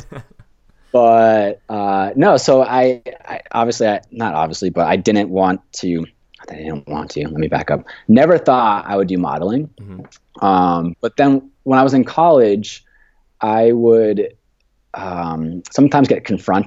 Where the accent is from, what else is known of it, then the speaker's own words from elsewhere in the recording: Vermont, United States; moved away as an adult; also born or lived in Maine / Boston; I was born and raised in Vermont, and went to school there too